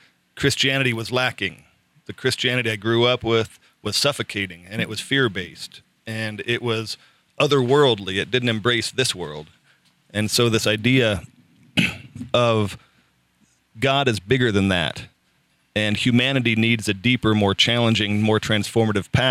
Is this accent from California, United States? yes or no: yes; Southern California, United States; I grew up in Southern California in the Reagan era